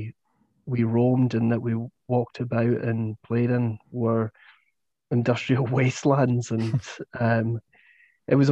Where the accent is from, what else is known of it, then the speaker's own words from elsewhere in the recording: Falkirk, Scotland, United Kingdom; my hometown of Falkirk, where I grew up.